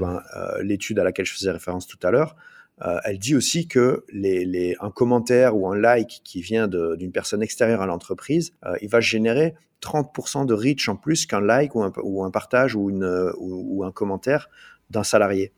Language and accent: French; Liège, Wallonia, Belgium; je suis belge, je viens en Belgique du côté de Liège